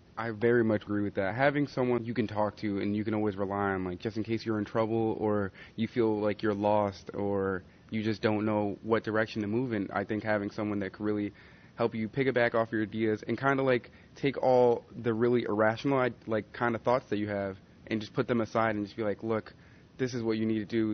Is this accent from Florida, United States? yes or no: no; Colorado, United States; I'm from Colorado